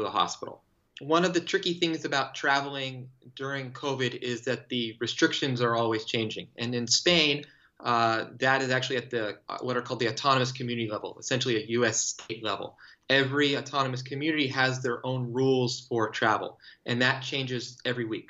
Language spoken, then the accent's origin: English; Los Angeles, California, United States; So I grew up in Los Angeles, but it was in the hills surrounded by state parks.